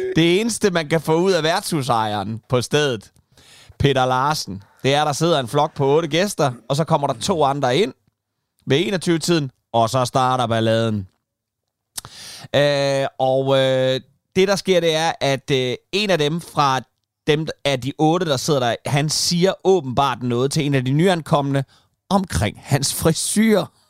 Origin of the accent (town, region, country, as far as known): Kalundborg, Zealand, Denmark; born or raised there; moved away